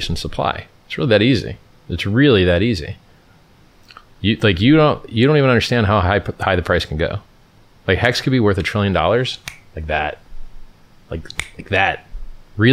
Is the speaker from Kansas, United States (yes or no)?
no; Stockton, California, United States; accent: black accent; I'm from Stockton